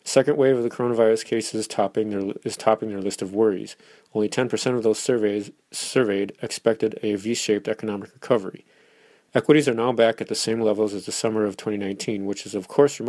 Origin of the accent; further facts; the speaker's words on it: Minnesota, United States; The Mall of America is in my home state, just a few minutes down the highway from me